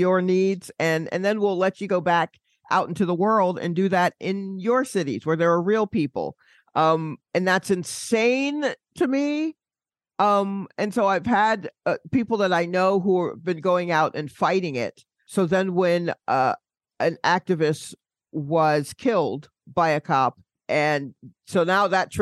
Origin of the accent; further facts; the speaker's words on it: Atlanta, Georgia, United States; moved away; I'm from Atlanta, and when I go back